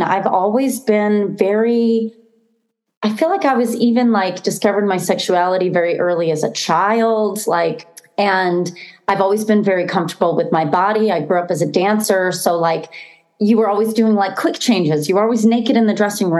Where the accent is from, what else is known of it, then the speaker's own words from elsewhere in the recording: Boston, Massachusetts, United States; moved away; I'm originally from Boston.